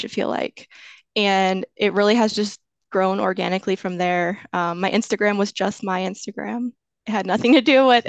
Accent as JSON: {"language": "English", "region": "Florida", "country": "United States", "said": "I'm from Florida"}